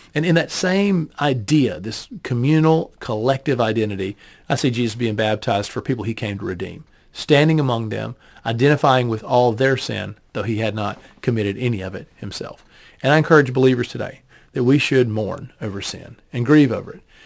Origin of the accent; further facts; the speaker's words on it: United States; as a Westerner, as an, as an American